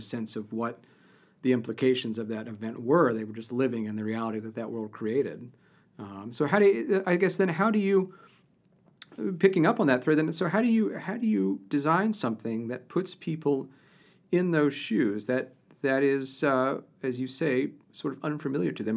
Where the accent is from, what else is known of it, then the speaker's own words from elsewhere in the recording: Ohio, United States; I grew up in Ohio